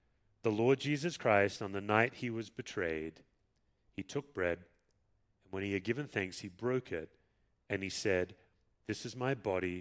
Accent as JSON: {"language": "English", "town": "Perth", "region": "Western Australia", "country": "Australia", "tie": "born or raised there", "moved": "yes", "said": "Perth, my hometown"}